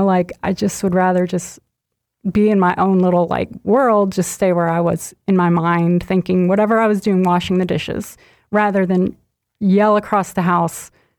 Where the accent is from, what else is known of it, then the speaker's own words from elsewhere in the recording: Chattanooga, Tennessee, United States; I grew up in Chattanooga.